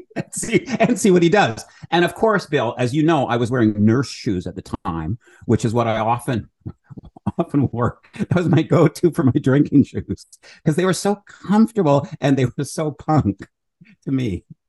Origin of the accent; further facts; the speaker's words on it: Alberta, Canada; also born or lived in Edmonton / Calgary; I'm from Alberta